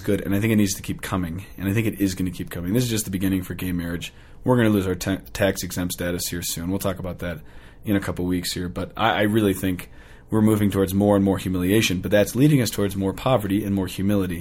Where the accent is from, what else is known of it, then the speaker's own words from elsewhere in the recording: United States; as an American